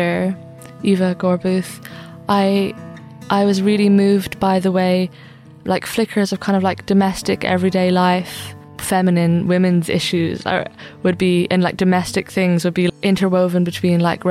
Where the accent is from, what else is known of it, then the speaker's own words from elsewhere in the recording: Ireland; Being an Irish feminist